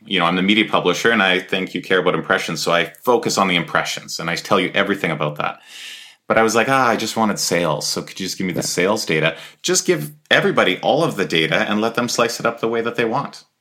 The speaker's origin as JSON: {"language": "English", "town": "Edmonton", "region": "Alberta", "country": "Canada", "said": "we're both from Edmonton area"}